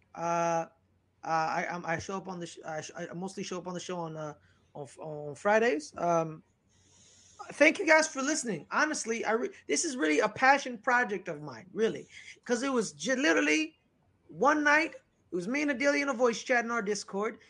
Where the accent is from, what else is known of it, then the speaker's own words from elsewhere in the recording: United States; I'm an American. Uh, you know, I love being an American